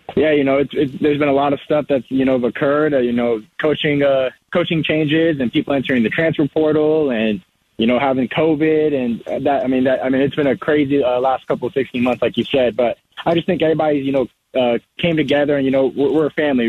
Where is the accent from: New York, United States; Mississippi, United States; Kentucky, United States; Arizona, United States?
Arizona, United States; Marana; I'm from Marana, which is uh, in Tucson